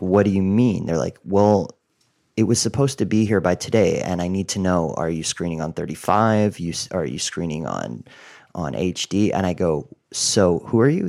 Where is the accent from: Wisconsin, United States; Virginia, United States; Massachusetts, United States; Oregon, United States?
Massachusetts, United States; outside of Boston; moved away as an adult; also born or lived in Los Angeles; my hometown outside of Boston